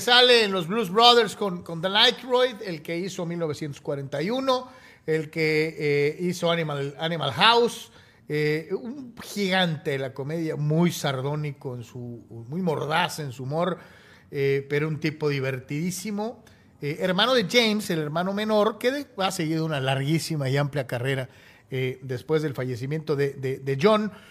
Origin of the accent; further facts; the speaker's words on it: Mexico; como reporteros mexicanos cubriendo los Chargers